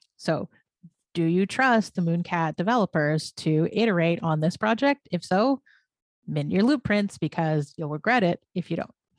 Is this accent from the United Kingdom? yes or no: no; Canada; I'm a Canadian